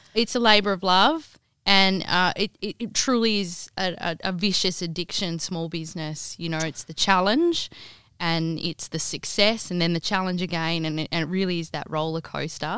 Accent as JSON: {"language": "English", "town": "Kalgoorlie", "region": "Western Australia", "country": "Australia", "tie": "born or raised there", "moved": "as an adult", "lives_now": "Perth, Australia", "said": "I grew up in the goldfields. Um, my parents had a real estate agency growing up in Kalgoorlie"}